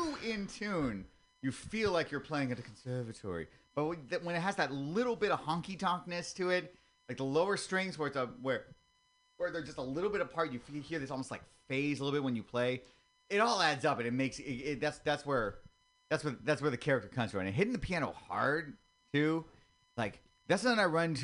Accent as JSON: {"language": "English", "town": "San Mateo", "region": "California", "country": "United States", "tie": "born or raised there", "also_born_or_lived": "Oakland", "lives_now": "San Francisco, United States", "said": "I'm a local boy. I came from San Mateo."}